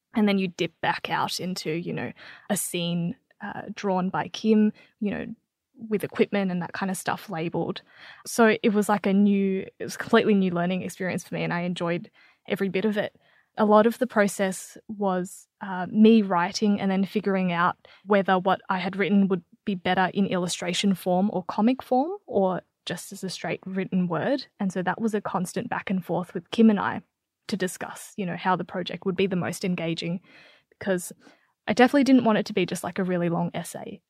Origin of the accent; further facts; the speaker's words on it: Australia; I am Vietnamese. I was born in Australia, but I have a Vietnamese background.